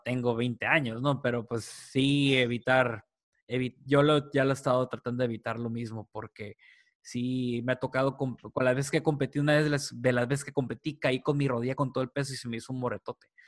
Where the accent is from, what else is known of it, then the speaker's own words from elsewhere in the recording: Mexico; aquí como mexicanos